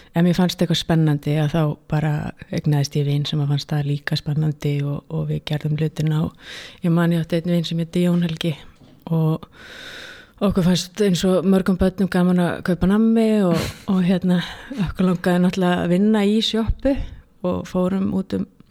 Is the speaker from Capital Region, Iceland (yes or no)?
yes; Reykjavík, Capital Region, Iceland; ég er alveg upp í Reykjavík